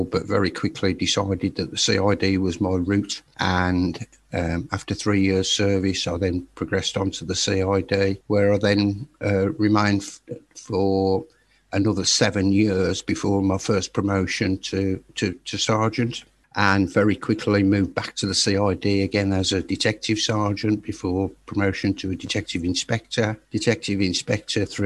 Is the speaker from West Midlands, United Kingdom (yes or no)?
yes; Birmingham, West Midlands, United Kingdom; now in Staffordshire, United Kingdom; I was born in Birmingham, and I currently live in Staffordshire